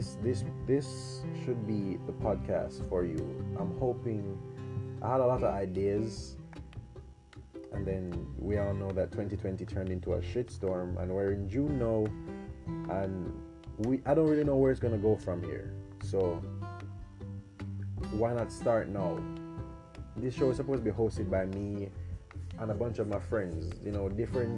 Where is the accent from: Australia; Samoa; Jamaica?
Jamaica; I'm 20 years old and I'm from Jamaica